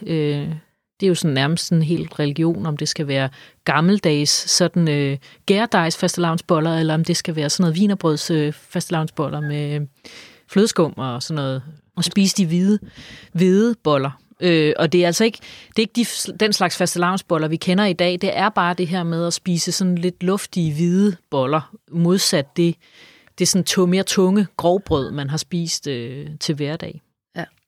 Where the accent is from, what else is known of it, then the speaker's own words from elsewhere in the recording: Funen, Southern Denmark, Denmark; jeg er jo fra Fyn